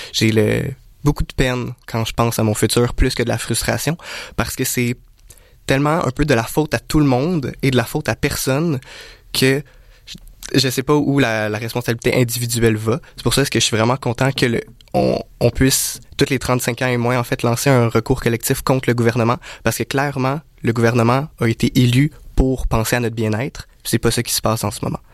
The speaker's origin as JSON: {"language": "French", "country": "Canada", "said": "en tant que Canadien"}